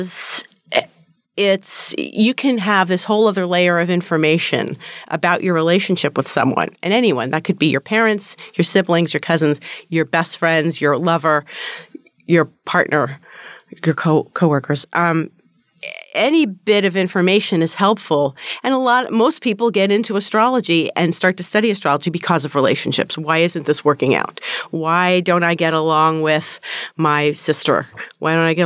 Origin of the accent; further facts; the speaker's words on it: New Jersey, United States; when I was a child growing up in New Jersey